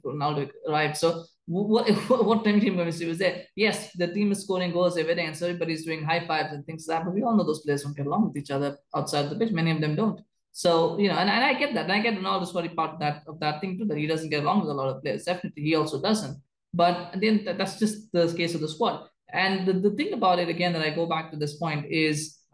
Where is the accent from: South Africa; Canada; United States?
Canada; as a Canadian